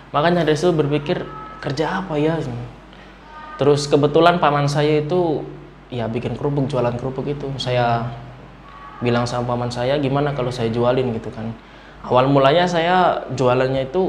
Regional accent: Boyolali, Central Java, Indonesia; dari Boyolali Mas kebetulan.

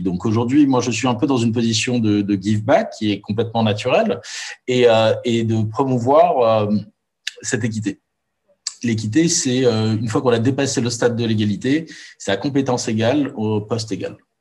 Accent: Morocco; moved away as an adult; also born or lived in Paris, France; j'ai grandi pendant 18 ans au Maroc entouré d'amis musulmans.

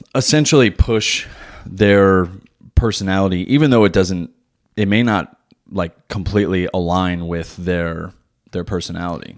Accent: New Jersey, United States; now in Wilmington, United States; I still drive like I'm from New Jersey

